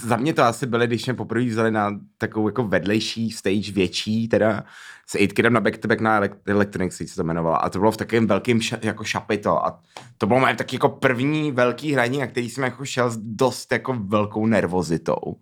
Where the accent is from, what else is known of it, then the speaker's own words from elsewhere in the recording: Prague, Czechia; moved away; also born or lived in Tunisia (ancestry); já opět tam přijel jako ten Pražák